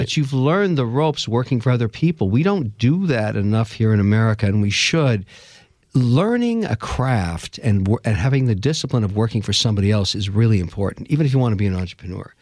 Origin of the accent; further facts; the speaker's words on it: Montreal, Quebec, Canada; I was born in Montreal, Canada, of, uh, Irish father, Lebanese mother